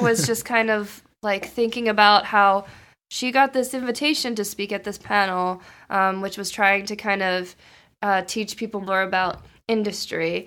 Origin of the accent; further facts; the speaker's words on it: Maryland, United States; moved away as an adult; now in Boston, United States; I'm from Maryland, and so I wanted to stay in Maryland to go to school